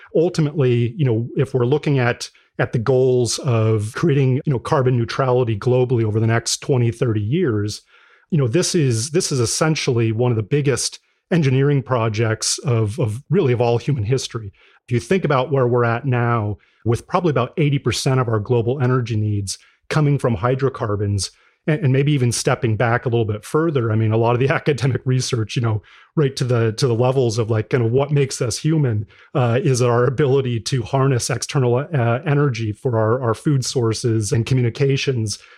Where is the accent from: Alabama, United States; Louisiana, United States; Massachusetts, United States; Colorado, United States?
Colorado, United States; Greeley; I grew up in, in Colorado, uh, so originally from, from Greeley, Colorado